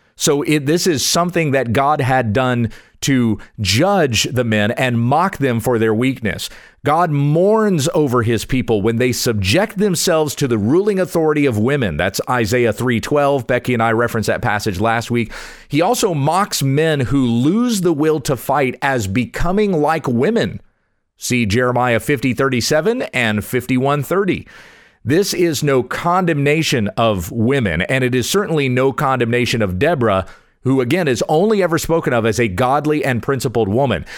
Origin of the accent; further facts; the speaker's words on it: Kansas, United States; moved away as an adult; also born or lived in South Carolina / Junction City, Kansas / Lindale, Texas; I was born in South Carolina and in moving to Texas I feel like I'm returning to my roots. I've spent most of my life in Kansas, but still a Southern boy at heart.